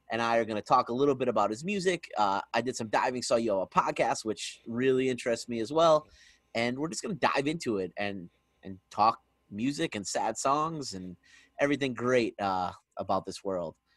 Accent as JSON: {"language": "English", "town": "Scranton", "region": "Pennsylvania", "country": "United States", "moved": "as an adult", "lives_now": "Harrisburg, United States", "said": "I'm from Scranton"}